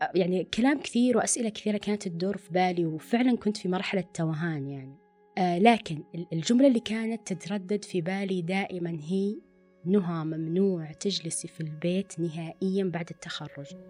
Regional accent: Riyadh, Riyadh Province, Saudi Arabia; also born or lived in Dammam; أنا أصلا من الرياض ورحت الدمام

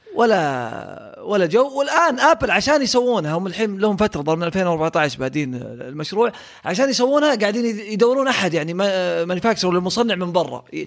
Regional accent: Saudi Arabia; عندنا في السعوديه

